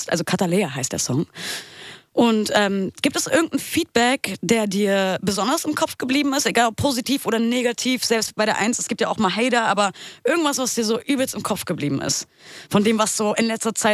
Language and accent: German; Lichterfelde, Berlin, Germany; Lichterfelde. Lichterfelde. Lichterfelde Süd.